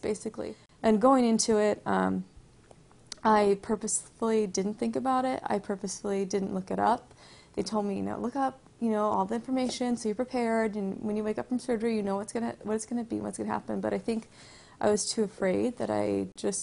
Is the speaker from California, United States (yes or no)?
yes; Bradbury, California, United States; I grew up around here in Bradbury, which is kind of by Duwardy area